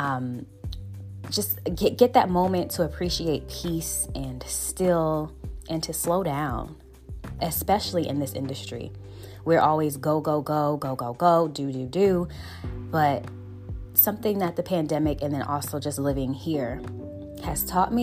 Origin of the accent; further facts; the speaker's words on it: Buffalo, New York, United States; I'm from Buffalo, New York